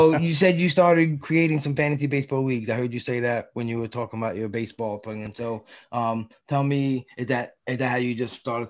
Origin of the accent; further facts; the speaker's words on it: New York City, New York, United States; I grew up in Brooklyn.